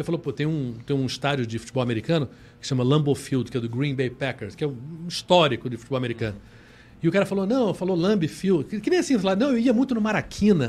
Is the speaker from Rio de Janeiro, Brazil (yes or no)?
yes; Rio de Janeiro, Brazil; somos cariocas e somos né, fluminenses, no sentido do estado do Rio. Nós somos brasileiros